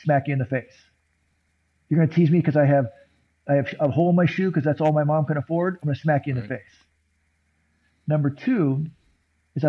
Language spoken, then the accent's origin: English; San Diego, California, United States; I was growing up in San Diego, and puberty was happening.